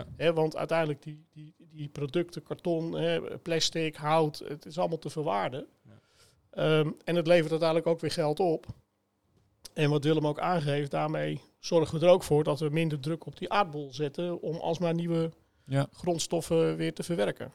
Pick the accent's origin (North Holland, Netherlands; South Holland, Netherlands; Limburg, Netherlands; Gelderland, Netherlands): North Holland, Netherlands; Sloten; waar ik ben opgegroeid. Hè, ik, ik kom uit, uit Sloten